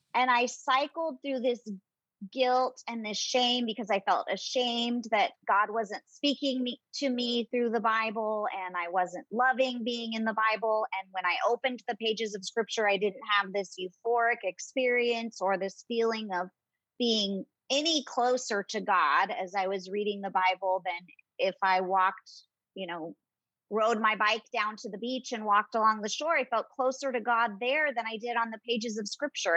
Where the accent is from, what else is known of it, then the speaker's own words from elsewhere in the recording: Southern California, United States; moved away as an adult; also born or lived in Michigan / North Carolina; now in Phoenix, United States; I am originally from Southern California